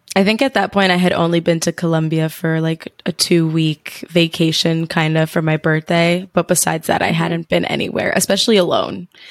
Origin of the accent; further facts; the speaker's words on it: New Jersey, United States; moved away as an adult; I'm from New Jersey in the States